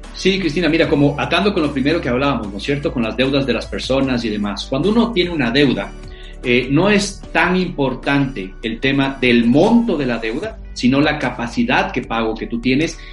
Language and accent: Spanish; Ecuador